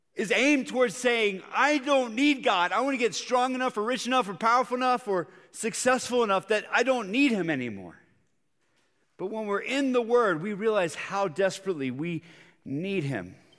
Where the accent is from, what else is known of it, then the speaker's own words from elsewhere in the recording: Bogotá, Bogotá Capital District, Colombia; moved away; I grew up in Bogota, Colombia, South America